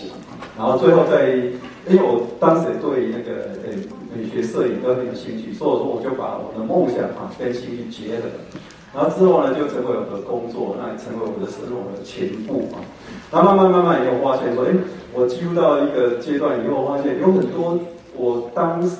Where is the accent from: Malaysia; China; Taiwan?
Taiwan; Shengang, Changhua County; 我。是在彰化最西北角的深港出生长大，